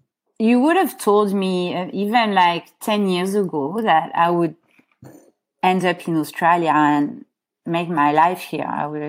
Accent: Paris, Île-de-France, France; born there; And that's how she moved to Paris, and that's why I was born in Paris.

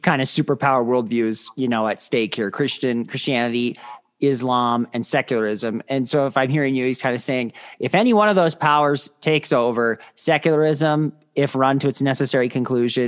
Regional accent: Midwest, United States; where I grew up in the Midwest

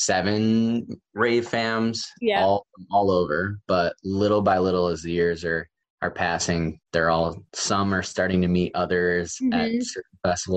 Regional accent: Syracuse, New York, United States; I'm from Syracuse, New York, upstate, like the snowiest city in the United States, if I'm not mistaken.

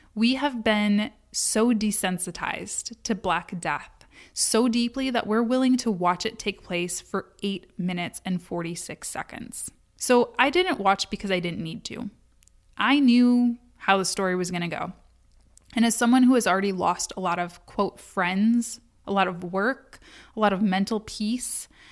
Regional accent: United States; I'm from America

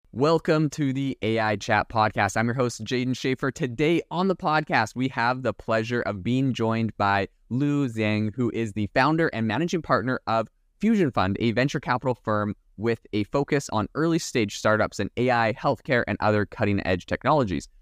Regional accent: Canada; now in United States; I'm from Canada, so I've immigrated to America as well.

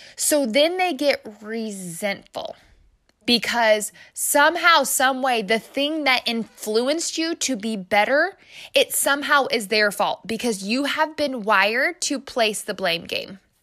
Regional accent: Midwest, United States; I'm obviously from the Midwest because I said O P E.

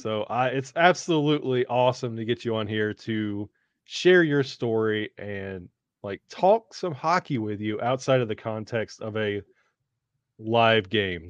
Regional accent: the South, United States; moved away; growing up in the South

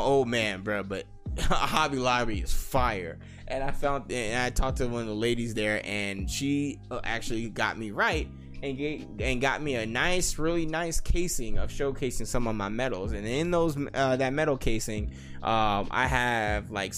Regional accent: Las Vegas, Nevada, United States; I'm born and raised in Las Vegas, Nevada

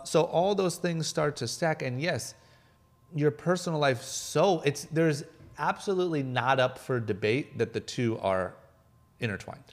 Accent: Akron, Ohio, United States; moved away as an adult; now in Los Angeles, United States; I'm a guy from Akron, Ohio, like middle of nowhere, skipped college, moved to L

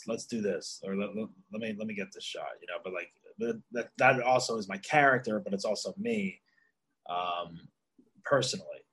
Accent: New Jersey, United States; moved away; in New Jersey, in my hometown

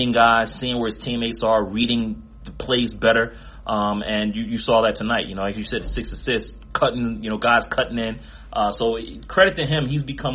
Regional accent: Philadelphia, Pennsylvania, United States; I'm from Philly, too

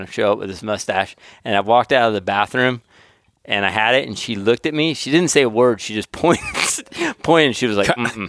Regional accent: Auburn, Alabama, United States; I'm from Auburn, so I can say all these things, and it's okay.

